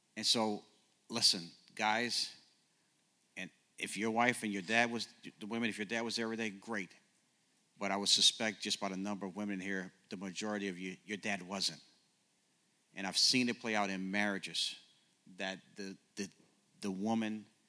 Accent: New Orleans, Louisiana, United States; also born or lived in Ohio / Oklahoma; now in Kansas City, United States; born and raised in New Orleans

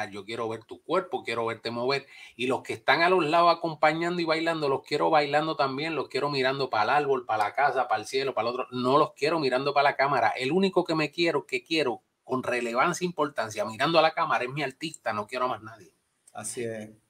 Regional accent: New York, United States; also born or lived in Bronx; nacido en el Bronx, criado en Nueva York.

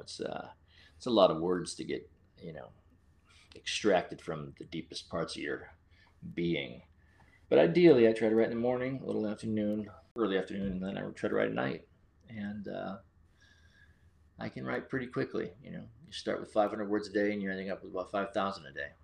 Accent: Central Connecticut, United States; moved away; my hometown

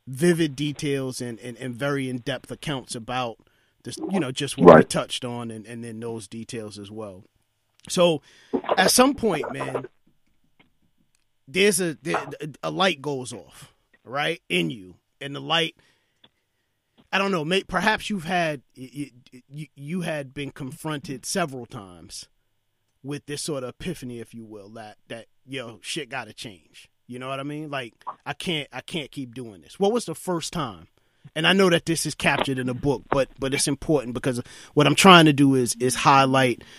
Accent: New York City, New York, United States; I grew up in East New York, Brooklyn.

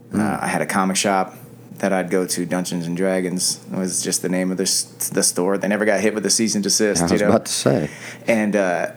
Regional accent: Nebraska, United States; moved away; also born or lived in Florida; Growing up in Nebraska, it was interesting.

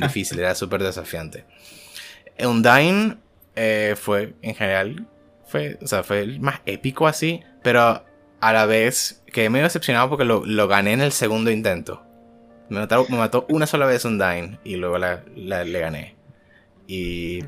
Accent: Venezuela; moved away as an adult; now in Colombia; el año que me fui de Venezuela.

